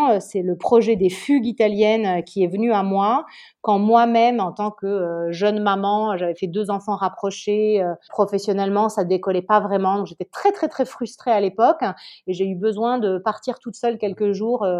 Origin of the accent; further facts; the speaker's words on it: Nice, Provence-Alpes-Côte d'Azur, France; also born or lived in Paris; now in Italy; Je suis normande, mais j'ai grandi dans le sud de la France, à Nice. J'ai fini mes études à Paris, j'ai commencé à travailler à Paris